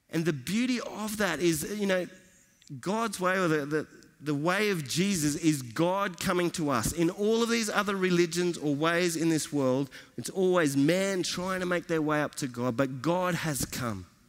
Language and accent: English; Australia; from Australia